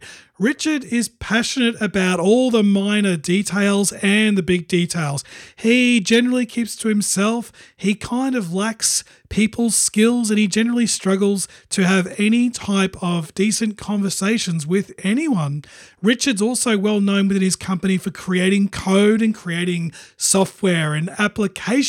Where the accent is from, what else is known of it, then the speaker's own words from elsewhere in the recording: Australia; I'm from Australia